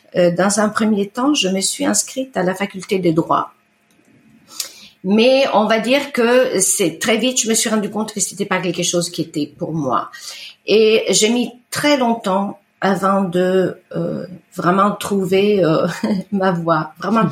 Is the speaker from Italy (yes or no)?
yes; Bellano, Lombardy, Italy; first language Italian; French is a second language; now in France; j'ai grandi en Italie, j'ai grandi sur le rive du lac de Com, euh, la, la, la, côte orientale.